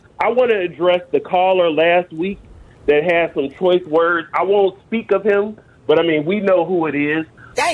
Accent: Chicago, Illinois, United States; now in Dallas, United States; But all I know is I'm born and raised in Chicago.

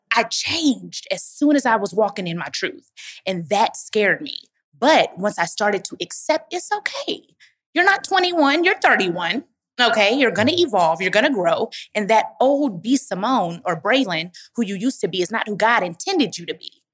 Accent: Dallas, Texas, United States; moved away as an adult; now in Atlanta, United States; I grew up with my grandmother in Dallas, Texas

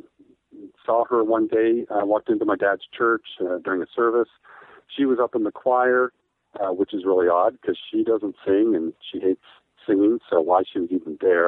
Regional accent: Jackson, Wyoming, United States; also born or lived in Pennsylvania / Montana; that's where I grew up, mostly in Jackson, Wyoming. I moved there when I was in fourth grade and graduated high school

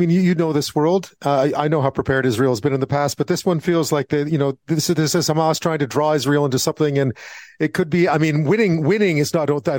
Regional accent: Montreal, Quebec, Canada; I'm from Montreal originally.

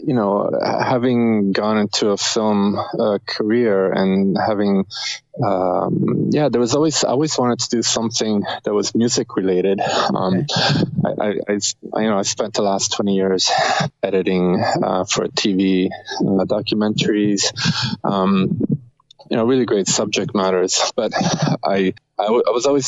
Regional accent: Rome, Lazio, Italy; now in Canada; we're both from Rome, Italy. So okay. We met here, so we're kind of like we're an Italian band in Canada

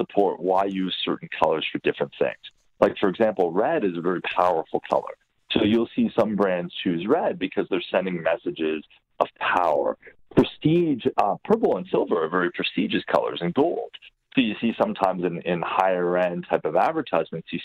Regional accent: Hamilton, Ontario, Canada; growing up in Hamilton, there was a theater and it was called the Demoriers Theater

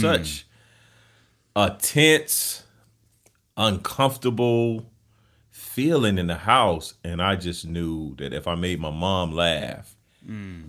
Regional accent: Camden, South Carolina, United States; moved away as an adult; I'm from Camden, South Carolina, small town in South yep. Carolina. Uh, grew up, born and raised in the South

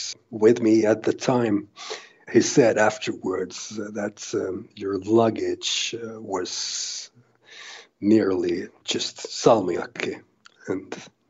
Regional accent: Helsinki, Uusimaa, Finland; I'm from Helsinki, Finland

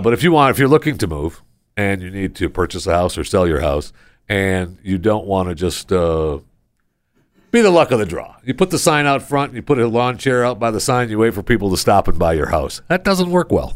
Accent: Michigan, United States; also born or lived in Florida / Pennsylvania / New York; now in Texas, United States; I grew up in Michigan

